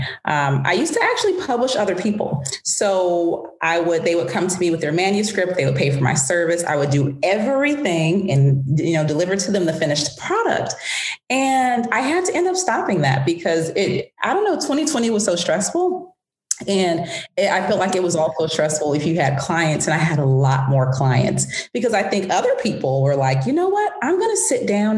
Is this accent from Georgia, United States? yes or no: yes; Atlanta, Georgia, United States; also born or lived in France / Washington, D.C.; I grew up in Atlanta. I left Atlanta at 17 for college